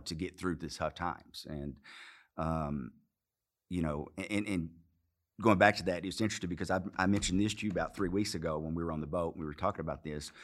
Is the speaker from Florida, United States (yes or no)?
no; Arkansas, United States; accent: southern; moved away; also born or lived in Los Angeles; I grew up in Arkansas